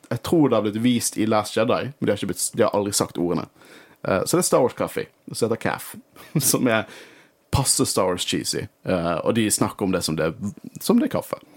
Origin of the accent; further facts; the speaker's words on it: Norway; vi er fra Norge.